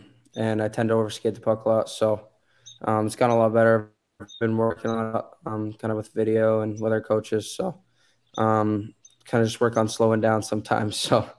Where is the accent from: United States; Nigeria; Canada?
Canada; I grew up an hour away from Ottawa.